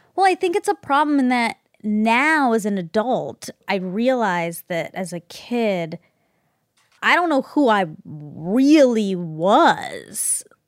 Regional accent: Georgia, United States; I grew up in Georgia, I was an Indian girl in Georgia

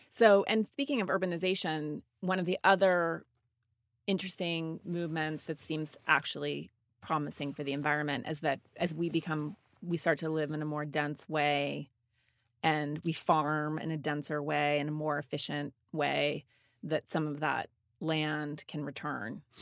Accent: Montana, United States; I grew up in Montana

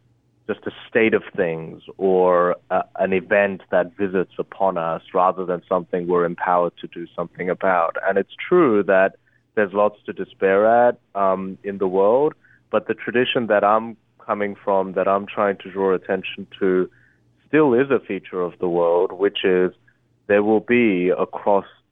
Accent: Australia; born or raised there; English is a second language; also born or lived in Korea / Harvard (United States)

